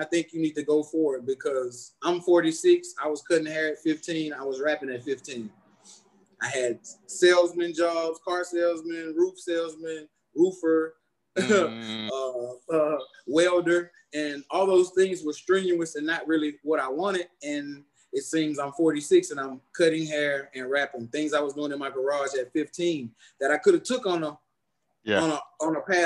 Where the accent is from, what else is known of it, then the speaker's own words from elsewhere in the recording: Houston, Texas, United States; also born or lived in Missouri City, Texas; I was born and raised in Houston, Texas, St. Luke's Hospital, June 26, 1974, 11:31 p.m.